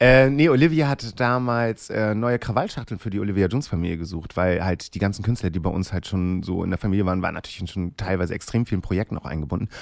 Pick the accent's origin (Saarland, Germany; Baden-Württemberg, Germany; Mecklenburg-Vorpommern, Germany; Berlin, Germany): Mecklenburg-Vorpommern, Germany; Rostock, Wismar; moved away as an adult; now in Hamburg, Germany; Ich komme da halt aus Rostock, Wismar, dort oben die Ecke